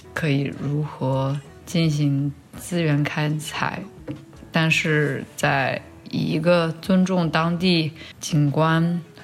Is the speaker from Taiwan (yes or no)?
no; China; moved away; 我小时候在国内生长的一个童年的记忆